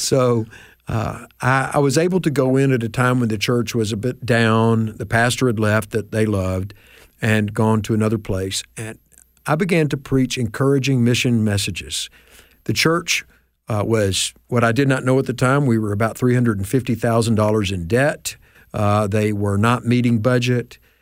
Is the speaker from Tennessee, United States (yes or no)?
yes; Memphis, Tennessee, United States; I grew up in Memphis.